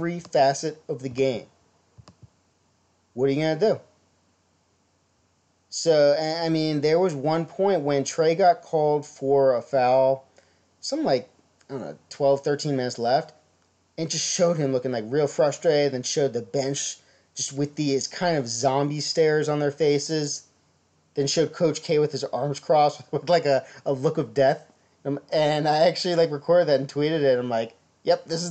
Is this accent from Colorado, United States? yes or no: no; Maryland, United States; growing up in Maryland